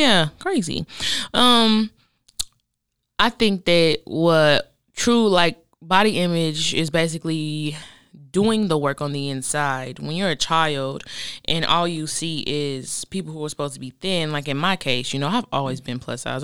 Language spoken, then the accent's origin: English; Oklahoma, United States; moved away; we grew up in Oklahoma together, then she moved to Dallas, I moved here